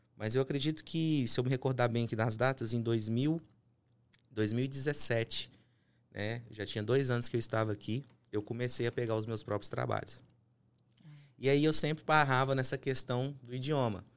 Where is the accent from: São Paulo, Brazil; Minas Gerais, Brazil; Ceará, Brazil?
Minas Gerais, Brazil; Uberlândia; moved away as an adult; now in United States; eu sou mineiro, natural de Uberlândia, Minas Gerais